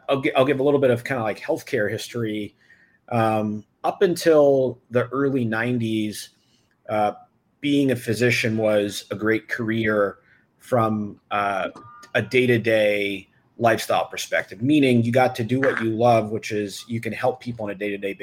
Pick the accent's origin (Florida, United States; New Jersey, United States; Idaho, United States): New Jersey, United States; Freehold; I grew up in Freehold, New Jersey, home of …